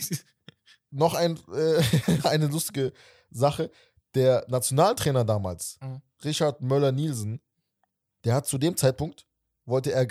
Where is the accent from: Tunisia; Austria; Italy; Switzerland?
Tunisia; Weil also so ich als Tunesier, wir haben auf jeden Fall eine Mammutaufgabe gegen Mali.